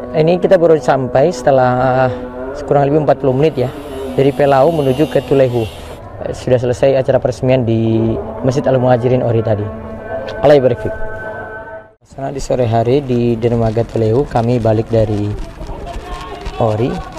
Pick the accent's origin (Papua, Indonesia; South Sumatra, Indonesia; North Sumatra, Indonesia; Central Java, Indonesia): Papua, Indonesia; Jayapura; moved away; also born or lived in Central Maluku; Sejak kecil saya itu di Jayapura dari tahun delapan puluh enam, ya. Walaupun lahir tahun delapan puluh empat, jadi sejak tahun delapan puluh enam itu sudah di Jayapura